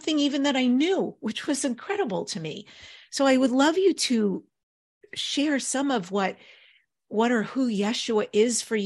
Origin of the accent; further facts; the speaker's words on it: New York, United States; I'm Jewish and I grew up in New York